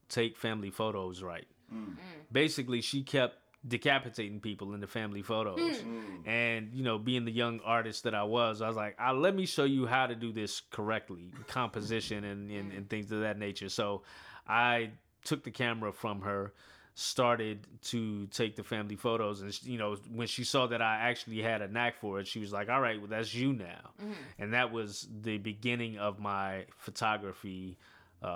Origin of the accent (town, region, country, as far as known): Houston, Texas, United States; born or raised there; moved away as an adult; also born or lived in Ghana (ancestry); now in Atlanta, United States